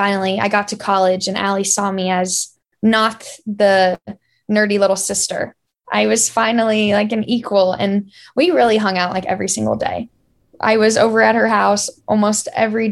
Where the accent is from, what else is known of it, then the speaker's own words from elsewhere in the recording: Florida, United States; I grew up around Florida volleyball